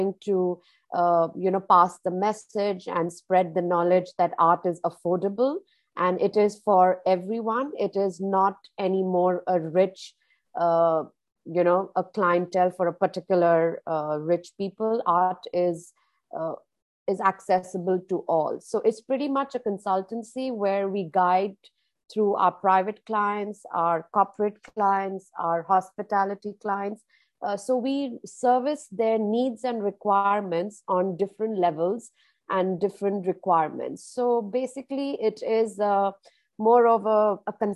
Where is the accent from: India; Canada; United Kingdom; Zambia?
India; moved away as an adult; now in Dubai, United Arab Emirates; born and brought up in India